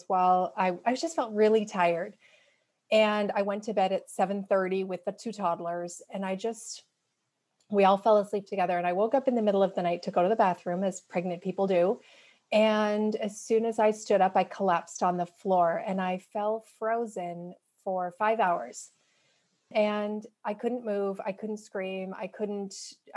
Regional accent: Canada; moved away as an adult; now in Seattle, United States; I'm Canadian

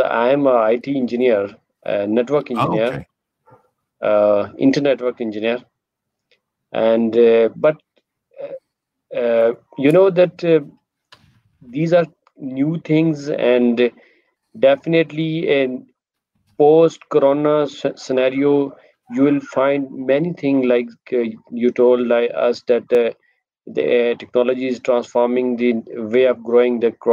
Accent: Muzaffarabad, Azad Kashmir, Pakistan; moved away as an adult; now in Islamabad, Pakistan; I am from Kashmir

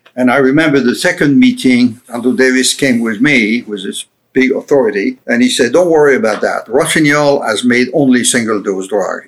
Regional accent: Paris, Île-de-France, France; English is a second language; moved away as an adult; also born or lived in Lyon, France; now in Florida, United States; I grew up in Paris and I went to the University of Paris and I left Paris in 1992

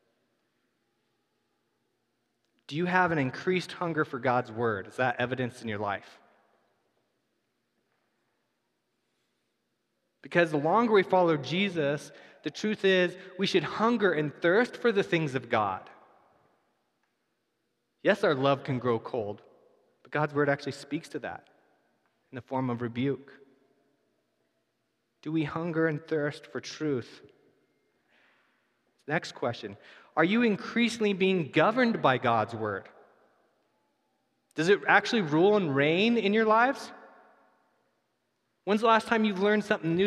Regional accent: United States; We're American

